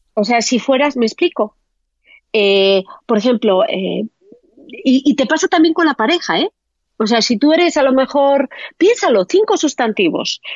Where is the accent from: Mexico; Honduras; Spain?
Spain; moved away as an adult; also born or lived in Amsterdam / Australia; los españoles tenemos la discapacidad casi todos de ¿eh? hablar a lo Penélope Cruz, ¿no? o sea, tenemos un acentazo